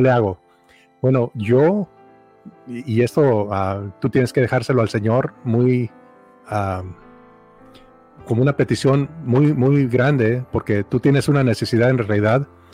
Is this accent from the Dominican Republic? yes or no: no; Mexico; crecí en México